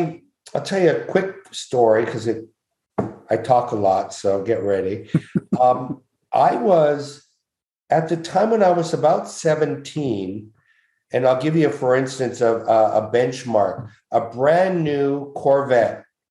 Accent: Montreal, Quebec, Canada; I'm from Montreal

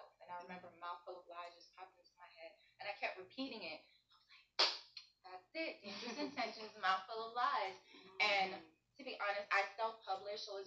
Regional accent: Miami, Florida, United States; I was born here in Miami, Florida. My family background is Trinidadian

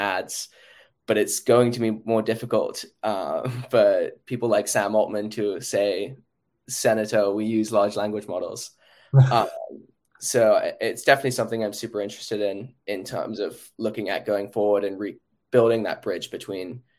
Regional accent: London, United Kingdom; now in New York, United States; I'm from London

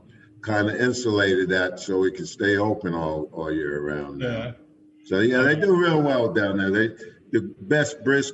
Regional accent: Middletown, New York, United States; moved away; I'm from Orange County, New York, so up around Middletown, you know, grew up there

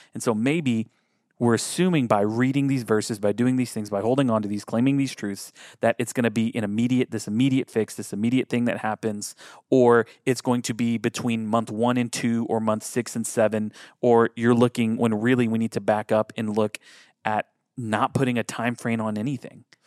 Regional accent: United States; our brains being American

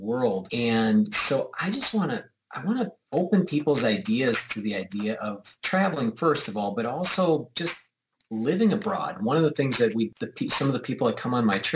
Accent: United States; I'm from the United States.

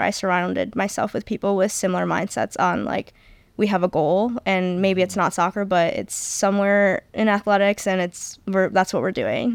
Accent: Macomb, Michigan, United States; also born or lived in Texas; my hometown is near Justina. I'm from Macomb, Michigan

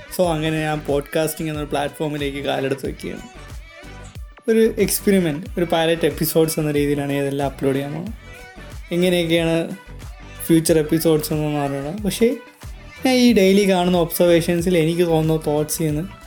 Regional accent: Thiruvananthapuram, Kerala, India; hiring from Trivandrum ജനിച്ചതും വളർന്നതും ട്രിവാൻഡ്രത്താണ്

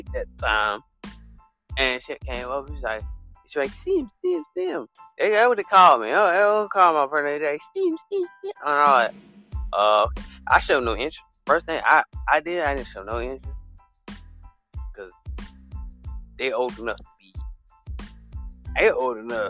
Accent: the South, United States

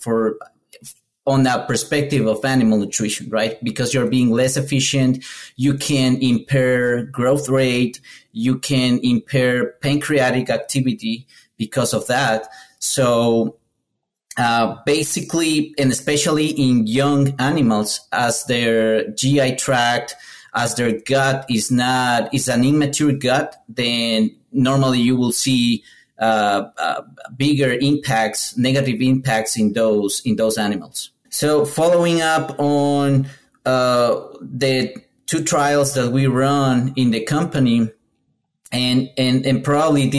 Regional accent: Ecuador; moved away as an adult; now in United States; I'm Ecuadorian. I'm from Ecuador.

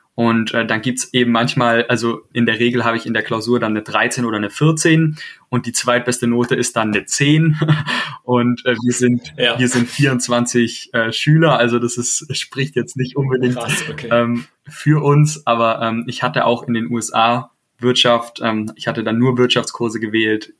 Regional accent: Baden-Württemberg, Germany; ich komme ja auch aus Baden-Württemberg

